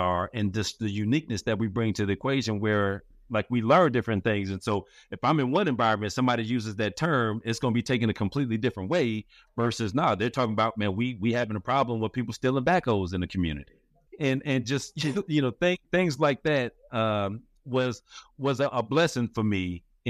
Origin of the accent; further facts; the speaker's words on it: Forest Park, United States; growing up in Forest Park, or coming up in Forest Park, I just really got to a place where, after I had been there for a while